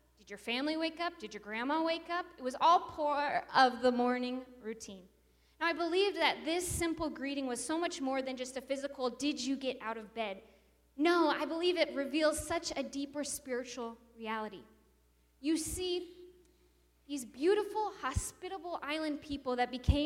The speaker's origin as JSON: {"language": "English", "town": "Wasilla", "region": "Alaska", "country": "United States", "also_born_or_lived": "island off the coast of East Africa", "moved": "as an adult"}